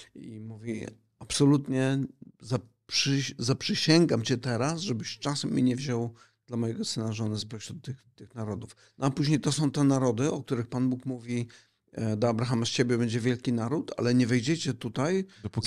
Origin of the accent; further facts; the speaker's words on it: Silesian Voivodeship, Poland; Bo ja pochodzę ze Śląska.